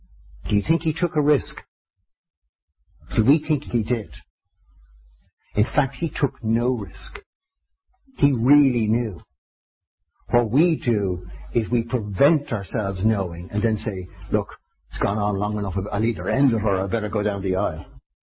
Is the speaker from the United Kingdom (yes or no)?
no; Ireland; 3 seconds was for indulgence, because I'm Irish